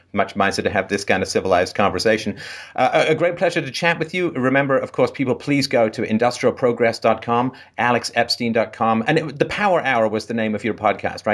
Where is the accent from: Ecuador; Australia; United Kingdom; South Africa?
United Kingdom; England; I grew up in England in the, I was born in the late sixties